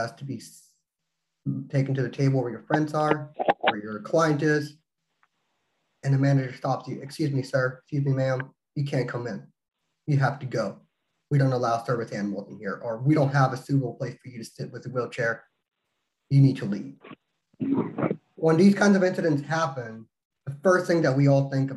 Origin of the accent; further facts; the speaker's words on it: Texas, United States; now in Oklahoma, United States; I'm originally from Texas, but I'm licensed to practice in Oklahoma